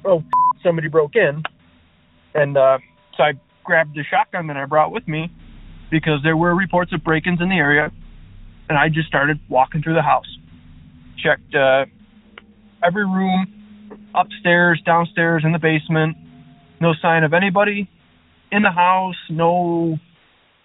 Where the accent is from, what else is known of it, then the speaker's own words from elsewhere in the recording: Buffalo, New York, United States; I'm from Buffalo, New York.